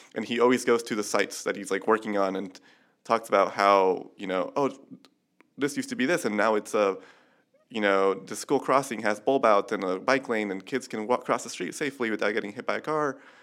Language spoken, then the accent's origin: English; Chula Vista, California, United States; I'm from San Diego, and I grew up in the Chula Vista part